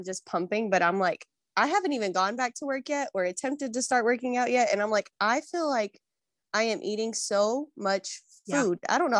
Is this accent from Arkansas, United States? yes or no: yes; Benton, Arkansas, United States; I grew up in Benton. So when I would tell people where I was from, they would think I meant Bentonville and that I was abbreviating it because Benton is small and Bentonville is not.